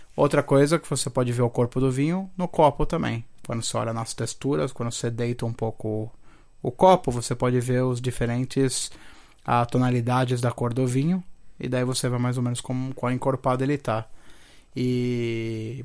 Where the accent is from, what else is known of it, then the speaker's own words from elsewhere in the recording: Santo André, São Paulo, Brazil; also born or lived in Rio de Janeiro; eu sou andrense de terroir, mano. Na, na, verdade, eu nasci no Rio